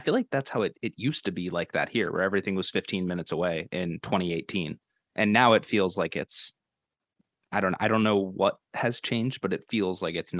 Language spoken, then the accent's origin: English; near Camden, New Jersey, United States; moved away; I'm from over the bridge in New Jersey, but it's just easier to say Philly.